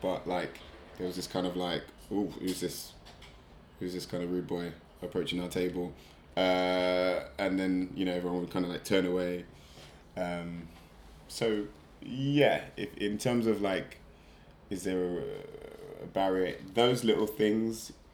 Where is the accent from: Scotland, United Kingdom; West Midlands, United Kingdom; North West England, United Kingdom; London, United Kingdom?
London, United Kingdom; I'm from South London, born and raised